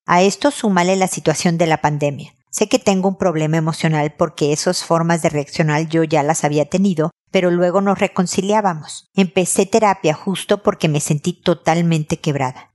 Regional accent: Mexico; moved away as an adult; also born or lived in United States; now in Chile; yo estoy en Chile siendo mexicana

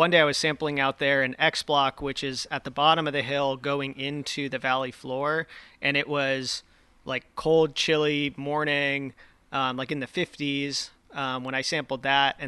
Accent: Danville, California, United States; I'm from Contra Costa County, so the East Bay

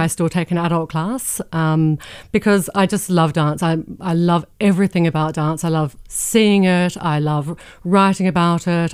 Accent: Adelaide, South Australia, Australia; moved away; when I was growing up in Australia

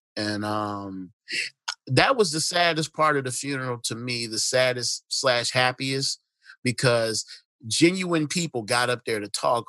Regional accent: Detroit, Michigan, United States; Shit, I'm from Detroit.

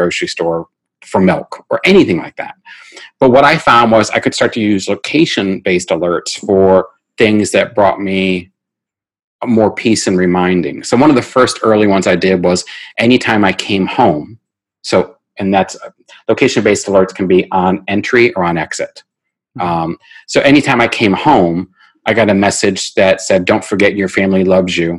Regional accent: United States; I'm American.

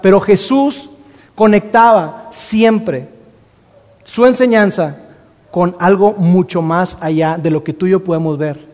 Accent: Mexico; nosotros como mexicanos

